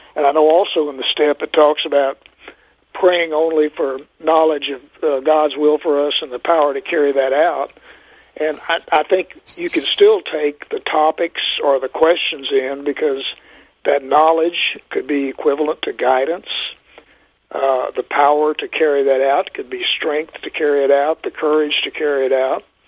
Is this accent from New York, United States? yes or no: no; Texas, United States; moved away as an adult; also born or lived in Minnesota; I was from Texas